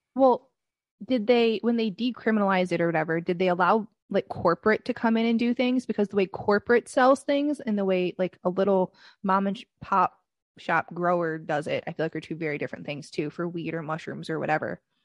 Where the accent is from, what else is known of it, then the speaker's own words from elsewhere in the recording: Michigan, United States; now in Connecticut, United States; I, am from Michigan